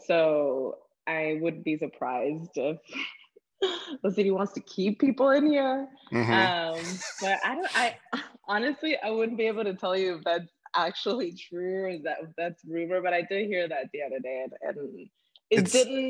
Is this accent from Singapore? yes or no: no; Guatemala; moved away as an adult; also born or lived in Los Angeles, United States; now in New York City, United States; So yes, I'm originally from Guatemala. I moved to the States about 12 years ago to Los Angeles, and I've been in New York for the last 2 years, 2.5 years.